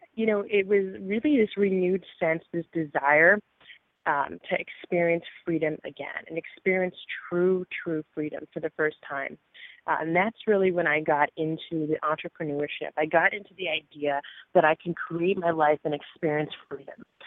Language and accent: English; New Jersey, United States; I grew up in New Jersey uh, in a, small town in a very rural area, rural community.